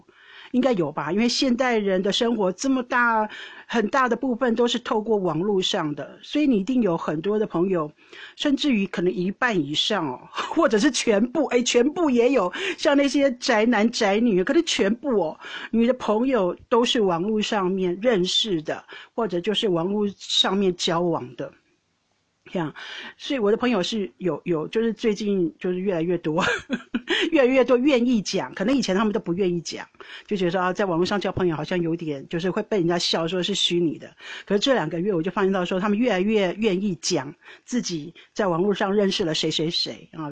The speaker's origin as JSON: {"language": "Chinese", "country": "Taiwan", "moved": "yes", "lives_now": "Netherlands", "said": "我因为我从台湾来荷兰，人生地不熟"}